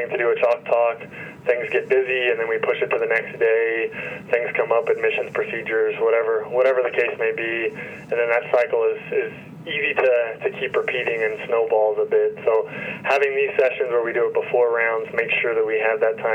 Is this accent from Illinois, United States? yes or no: no; Elizabethtown, Kentucky, United States; also born or lived in Louisville, Kentucky / Ann Arbor, Michigan; now in Lexington, United States; I grew up in Elizabethtown, Kentucky, which is a relatively small town, not too far from where I am currently